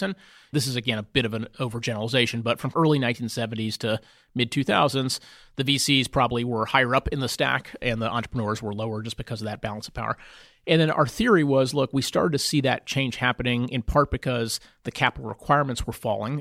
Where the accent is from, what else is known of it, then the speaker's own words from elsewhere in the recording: Houston, Texas, United States; moved away as an adult; I grew up in Houston.